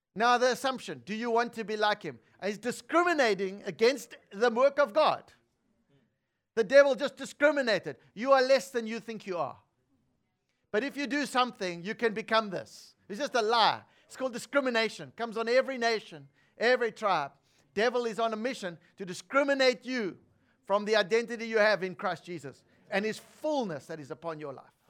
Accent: South Africa; I was born in South Africa

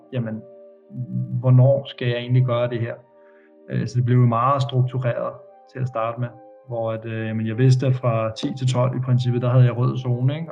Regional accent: Denmark; moved away as an adult; hjemme i Danmark

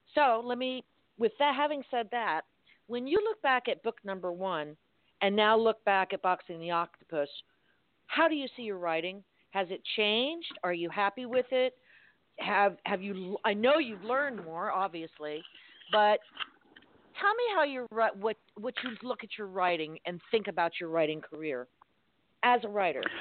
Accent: Miami, Florida, United States; I'm from Miami

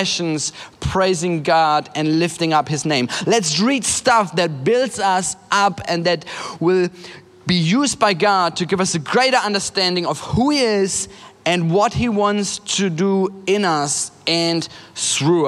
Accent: Germany; I'm from Germany.

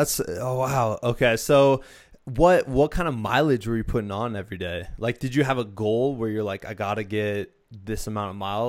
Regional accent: Iowa, United States; also born or lived in Danville, Virginia; now in Colorado, United States; I'm originally from Iowa too

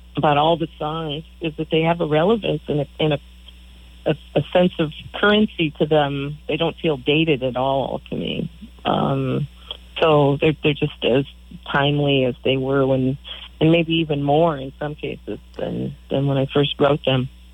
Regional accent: Michigan, United States; moved away as an adult; also born or lived in Beaver Island, Michigan / Madison, Wisconsin; now in East Coast, United States; We're both originally from Michigan

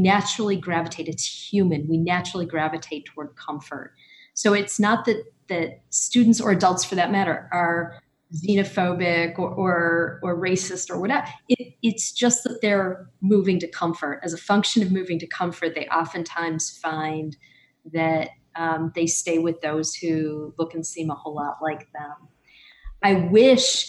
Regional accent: United States; as an American

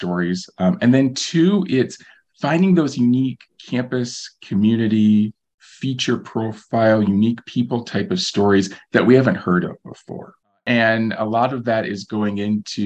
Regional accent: Algona, Iowa, United States; We have a fantastic high school up in my hometown of Algona

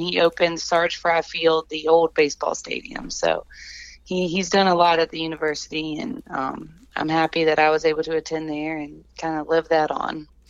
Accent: Columbia, South Carolina, United States; I grew up in Columbia.

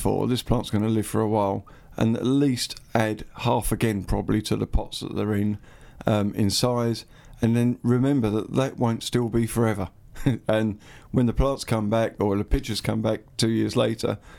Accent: Wickford, East of England, United Kingdom; Wickford, that's good, my hometown, that is

